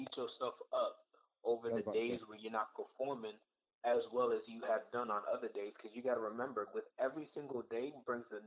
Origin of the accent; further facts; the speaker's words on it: United States; My parents are Haitian. They both were born and raised in Haiti, while I was born and raised in the United States.